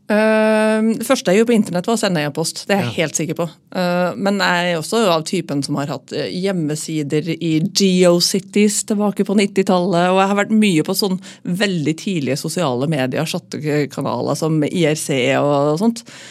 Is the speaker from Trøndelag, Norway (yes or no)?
yes; Trøndelag, Norway; now in Oslo, Norway; så er jeg jo trønder